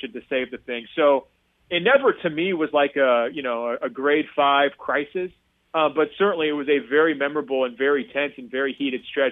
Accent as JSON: {"language": "English", "region": "Oregon", "country": "United States", "tie": "born or raised there", "moved": "yes", "said": "my home state of Oregon"}